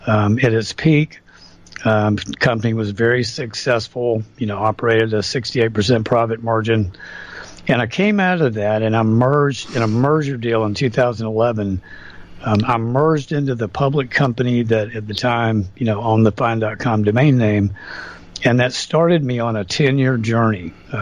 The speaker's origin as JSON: {"language": "English", "country": "United States", "said": "this frustrated me as an American."}